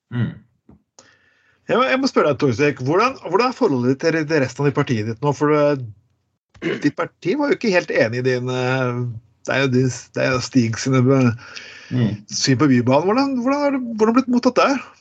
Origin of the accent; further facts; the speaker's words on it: Skien, Telemark, Norway; jeg er fra Skien